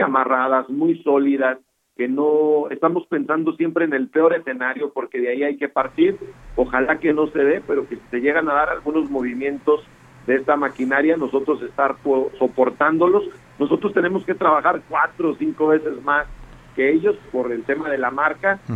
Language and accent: Spanish; Durango, Mexico; así somos los duranguenses